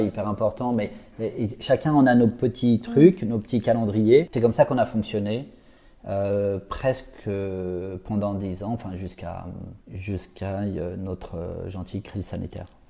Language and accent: French; Paris, Île-de-France, France; En fait, moi, je suis un petit parisien